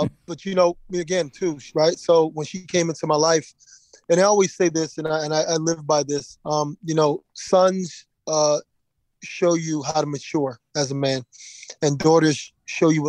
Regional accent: Philadelphia, Pennsylvania, United States; Growing up in Philadelphia

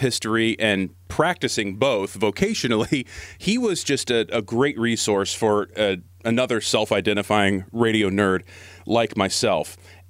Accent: Seattle, Washington, United States; moved away as an adult; now in San Francisco Bay Area, United States; I'm from Seattle. Worked up in Seattle radio for many, many years before I moved down to the Bay.

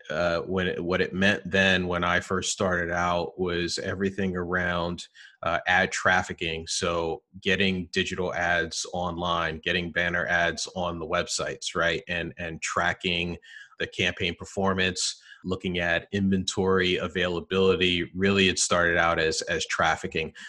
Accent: New Jersey, United States; I'm a Jersey guy, born and raised in, in New Jersey

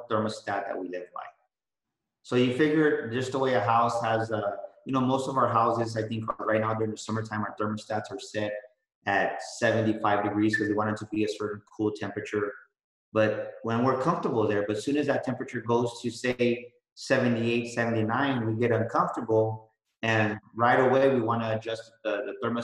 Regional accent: San Antonio, Texas, United States; I was born and raised in San Antonio

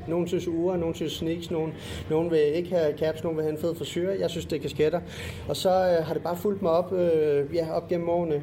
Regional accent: Funen, Southern Denmark, Denmark; jeg er Fynbo

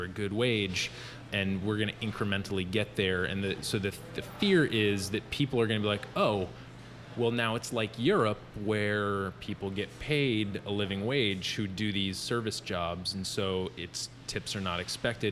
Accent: Western Massachusetts, United States; I grew up in Western Massachusetts

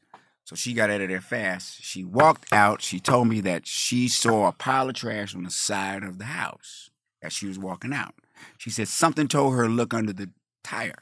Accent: Colorado, United States; also born or lived in Wyoming; I grew up in Colorado

